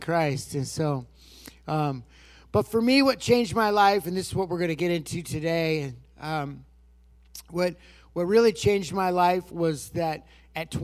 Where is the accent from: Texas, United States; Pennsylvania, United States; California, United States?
California, United States; Lake County; also born or lived in Redding, California; we grew up there in Lake County, California